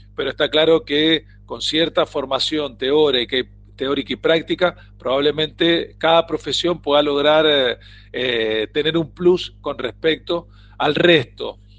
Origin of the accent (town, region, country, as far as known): Argentina